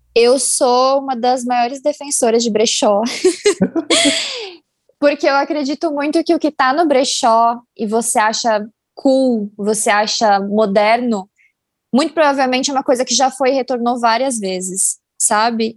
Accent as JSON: {"language": "Portuguese", "region": "São Paulo", "country": "Brazil", "said": "eu sou de São Paulo"}